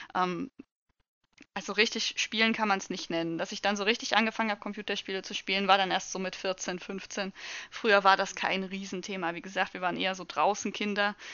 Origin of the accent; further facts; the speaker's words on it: Saxony, Germany; Also ich komme aus, äh, aus Sachsen